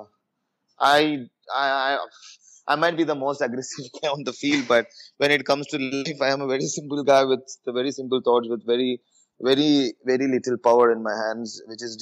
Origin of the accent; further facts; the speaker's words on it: Kerala, India; I come from Kerala